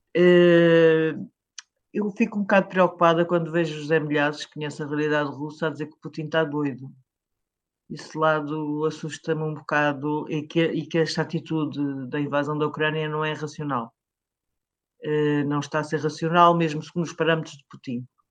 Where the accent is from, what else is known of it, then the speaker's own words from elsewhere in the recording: Caldas da Rainha, Leiria District, Portugal; na minha cidade, das Caldas da Rainha